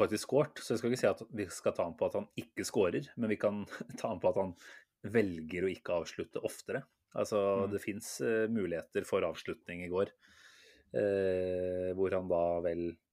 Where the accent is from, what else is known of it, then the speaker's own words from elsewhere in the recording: Norway; vi, som nordmenn